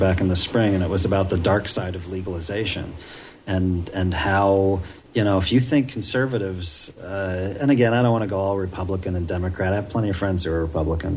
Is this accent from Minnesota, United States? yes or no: no; Ohio, United States; I grew up in Ohio